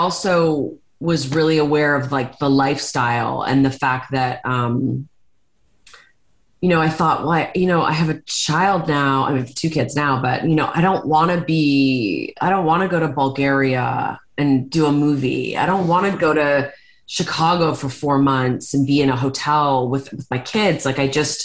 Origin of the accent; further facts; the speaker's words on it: Hamilton, Ontario, Canada; I'm from Hamilton, Ontario.